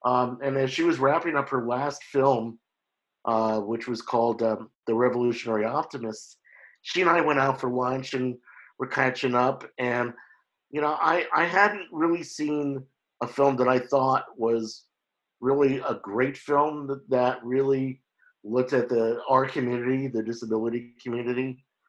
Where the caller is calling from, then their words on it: Oakland, California, United States; I'm calling in from Oakland, California